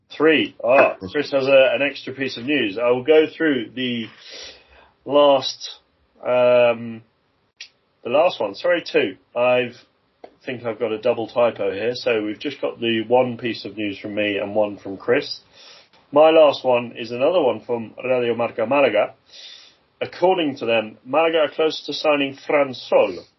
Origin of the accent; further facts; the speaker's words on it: England, United Kingdom; As an English football fan, uh, originally from from you know a young age